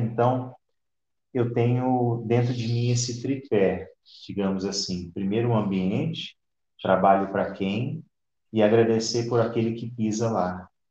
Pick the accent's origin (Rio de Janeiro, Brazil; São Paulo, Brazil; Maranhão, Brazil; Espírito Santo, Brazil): São Paulo, Brazil; Ituverava; now in Itapetininga, Brazil; Eu nasci numa cidade próximo de Ribeirão Preto, ali região de Barretos, se chama Ituverava. Ainda é São Paulo, né?